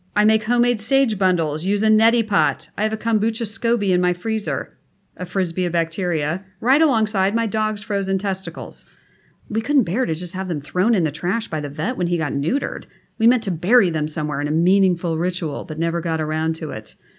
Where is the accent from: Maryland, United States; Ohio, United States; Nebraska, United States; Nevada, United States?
Nebraska, United States; moved away as an adult; now in California, United States; I'm from Nebraska, sixth generation